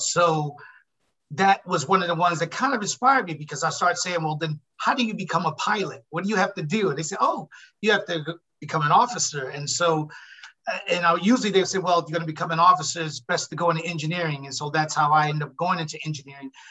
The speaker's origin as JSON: {"language": "English", "town": "Newark", "region": "New Jersey", "country": "United States", "moved": "as an adult", "lives_now": "California, United States", "said": "I'm actually from Newark, New Jersey, even though I've been living in California for the last 36 years"}